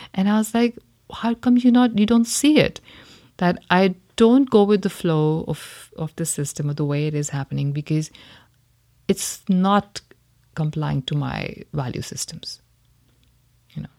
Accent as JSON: {"language": "English", "country": "India", "tie": "born or raised there", "said": "growing up in India"}